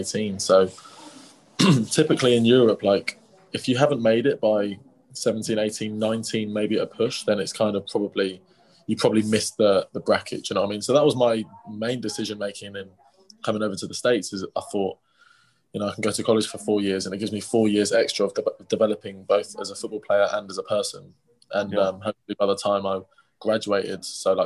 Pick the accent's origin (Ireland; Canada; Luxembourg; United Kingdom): United Kingdom; London; moved away; I grew up in West London, in England